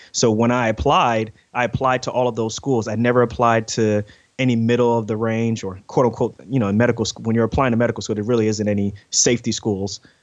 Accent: New York City, New York, United States; moved away; also born or lived in Newark, New Jersey; I grew up in Queens, New York

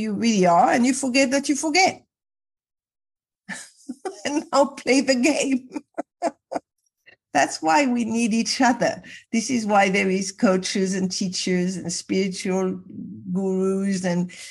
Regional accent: Casablanca, Casablanca-Settat, Morocco; I was brought up in Casablanca, Morocco

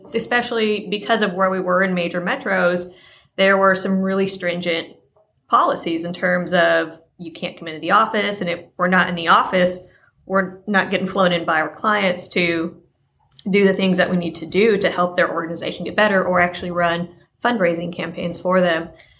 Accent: Mansfield, Texas, United States; also born or lived in Bloomington, Indiana / Jacksonville, Florida / Missouri; We moved to Mansfield, Texas when I was 7.

